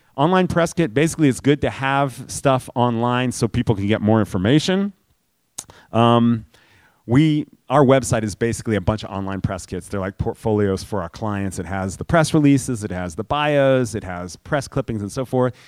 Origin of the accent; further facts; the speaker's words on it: New York City, New York, United States; I grew up in New York City.